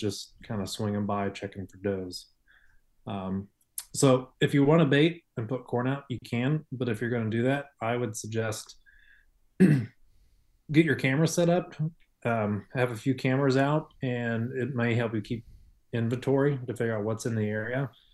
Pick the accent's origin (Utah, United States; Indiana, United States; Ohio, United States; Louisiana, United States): Ohio, United States; I grew up in Ohio hunting, so I grew up hunting over corn.